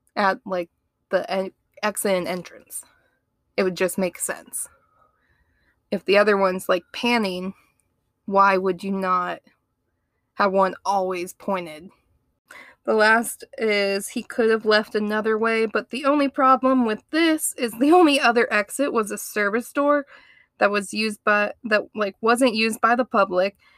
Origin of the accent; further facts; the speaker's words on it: Ohio, United States; I grew up in Ohio